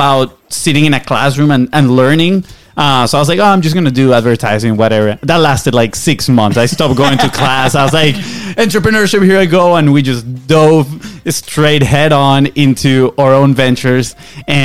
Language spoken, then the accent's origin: English; Venezuela; English is a second language; now in United States; we're from Venezuela, right? So we came here on a soccer scholarship.